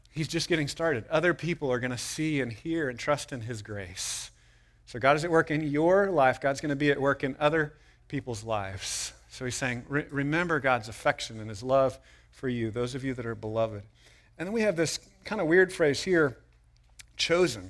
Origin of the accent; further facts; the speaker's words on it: United States; as American people